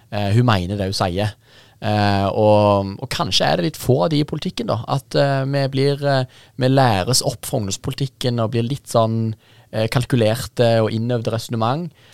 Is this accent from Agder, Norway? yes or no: no; Jæren, Rogaland, Norway; moved away; jeg er rogalending og jærbu.